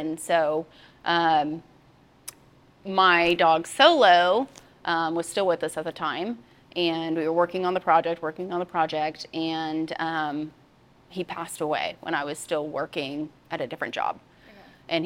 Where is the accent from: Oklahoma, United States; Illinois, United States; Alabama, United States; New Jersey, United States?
Oklahoma, United States; I am, born and raised.